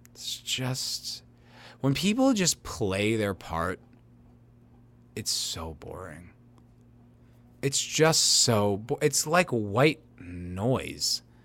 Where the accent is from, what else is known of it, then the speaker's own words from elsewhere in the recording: United States; I'm an American